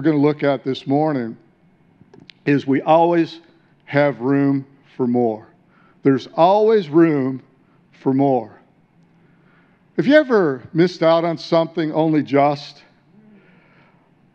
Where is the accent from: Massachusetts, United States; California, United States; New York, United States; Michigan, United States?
Michigan, United States; Detroit; moved away as an adult; also born or lived in San Diego; now in Australia; I came out of incredible darkness in the city of Detroit, wasn't born in a Christian family